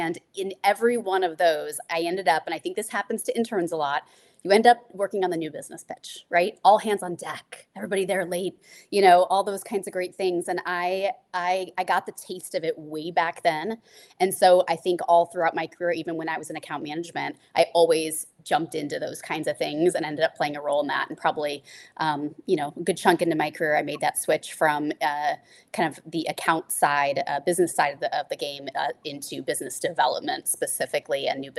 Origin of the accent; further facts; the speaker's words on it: Midwest, United States; Like being a Midwesterner, Burnett is it's just the bullseye, it's the goal, and I love it.